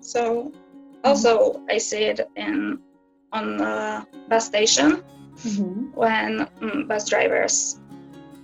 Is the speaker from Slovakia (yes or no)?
yes; Slovakia; I'm 18 years old and I'm from Slovakia